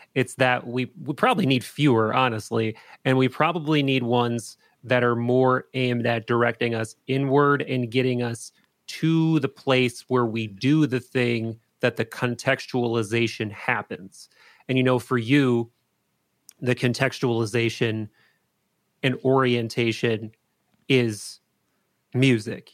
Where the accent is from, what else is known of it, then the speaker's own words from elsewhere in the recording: Appleton, Wisconsin, United States; I grew up in Appleton, Wisconsin.